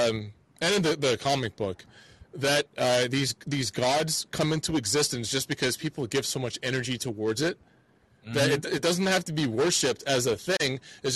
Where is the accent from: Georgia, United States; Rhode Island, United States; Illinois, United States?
Georgia, United States; Atlanta; Here's this bigger world that we're a part of, but I've learned a lot from my hometown, from Atlanta already.